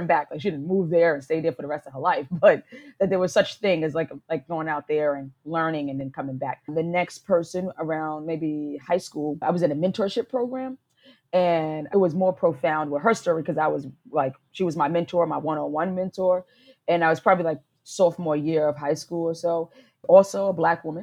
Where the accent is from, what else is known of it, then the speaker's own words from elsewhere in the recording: New York City, New York, United States; moved away as an adult; also born or lived in Rome, Italy; now in Lisbon, Portugal; I am from New York City, and I am an expat in Lisbon, Portugal